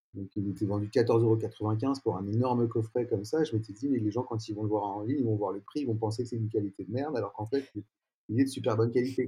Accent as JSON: {"language": "French", "town": "Paris", "region": "Île-de-France", "country": "France", "tie": "born or raised there", "said": "je suis né à Paris, je vis toujours à Paris pour l'instant"}